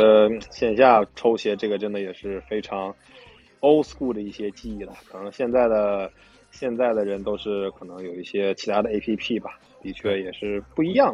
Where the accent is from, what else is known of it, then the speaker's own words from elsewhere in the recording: Tianjin, China; 我老家天津的嘛